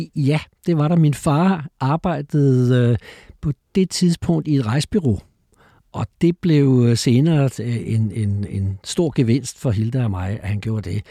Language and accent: Danish; Copenhagen, Capital Region of Denmark, Denmark; also born or lived in Frederiksberg; Men jeg er født på Frederiksberg og vokset op i, i Valby